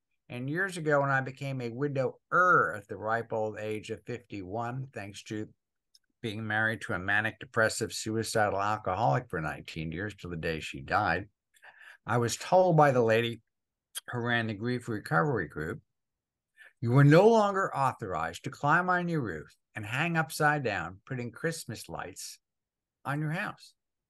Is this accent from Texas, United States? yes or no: no; New Jersey, United States; I had the handicap of growing up in Northern New Jersey